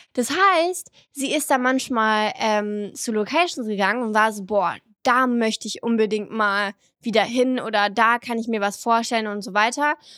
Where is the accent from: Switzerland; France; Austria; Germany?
France; southern France; moved away; im Süden heiraten, da wo ich aufgewachsen bin